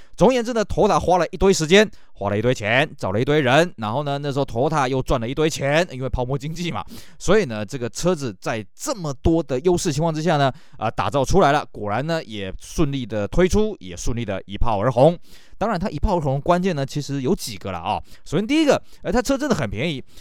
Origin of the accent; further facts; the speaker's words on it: Taiwan; 在我们台湾这边